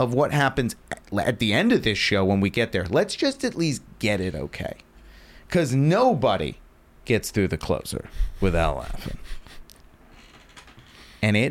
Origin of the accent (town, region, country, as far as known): Virginia, United States